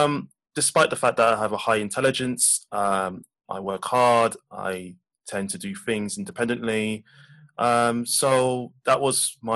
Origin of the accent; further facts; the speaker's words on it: London, United Kingdom; I was born in London with my mum and dad